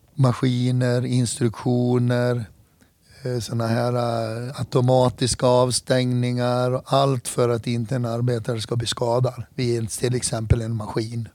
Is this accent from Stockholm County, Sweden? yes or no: no; Hedemora, Dalarna County, Sweden; Jag är född och uppvuxen i Hedemora